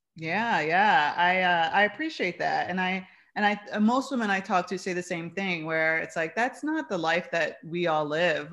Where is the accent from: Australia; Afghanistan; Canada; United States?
United States; New York City, New York; now in Chicago, United States; I'm from New York. I'm from the Bronx